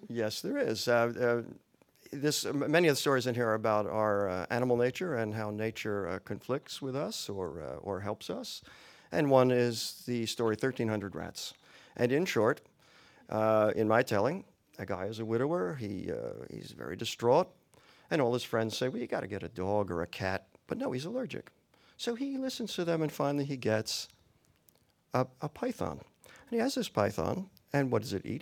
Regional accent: New York, United States; moved away as an adult; also born or lived in Los Angeles; my growing up in New York

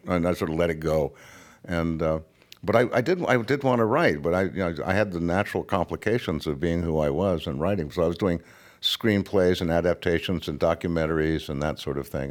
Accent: United States; I was raised to believe that I, as an American

